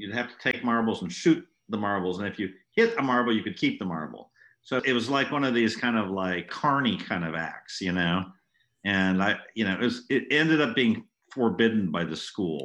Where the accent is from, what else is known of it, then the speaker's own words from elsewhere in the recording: France; moved away; I grew up in France